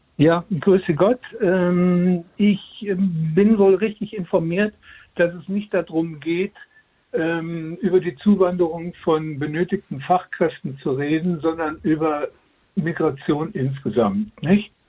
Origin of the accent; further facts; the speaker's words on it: Bavaria, Germany; now in Munich, Germany; dann würde ich als Bayer sagen